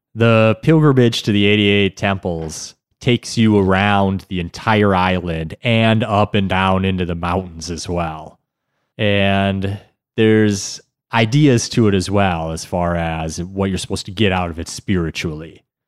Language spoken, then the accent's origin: English; United States; as an American